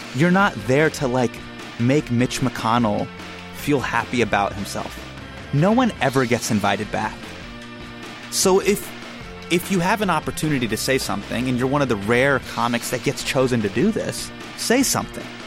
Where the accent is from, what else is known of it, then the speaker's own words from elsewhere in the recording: Sacramento, California, United States; starting in my hometown